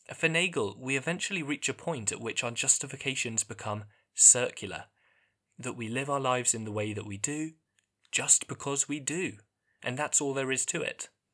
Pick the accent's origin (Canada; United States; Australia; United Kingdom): United Kingdom; England; growing up in England